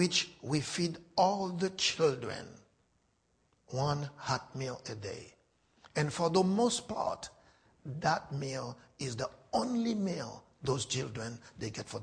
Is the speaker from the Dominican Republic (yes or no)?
no; Haiti; Haiti is my home. I was born and raised in Haiti.